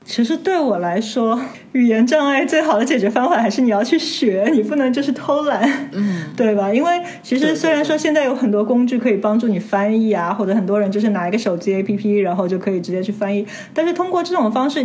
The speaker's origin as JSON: {"language": "Chinese", "country": "China", "said": "所以我们中国人如果有老外过来，然后他们跟我们说句句中文，那我们也都会觉得很开心"}